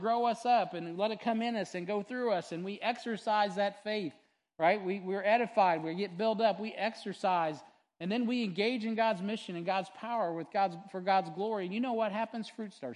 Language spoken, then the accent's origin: English; United States; as an American